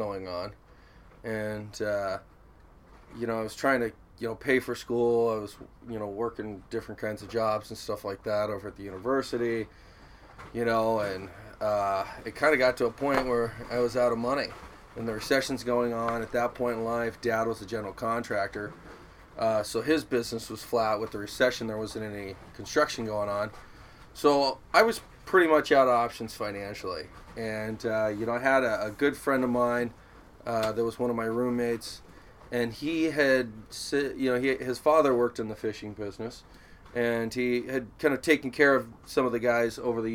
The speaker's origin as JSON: {"language": "English", "town": "Seattle", "region": "Washington", "country": "United States", "tie": "born or raised there", "said": "I was born in Broadview, Washington, which is just north of our home down here in Ballard"}